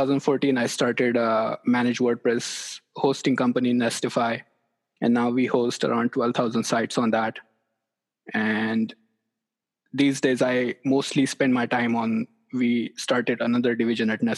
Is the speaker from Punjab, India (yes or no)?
no; near Mumbai, Maharashtra, India; moved away as an adult; also born or lived in Lubbock, Texas; now in Knoxville, United States; I grew up in India near a city, near Mumbai.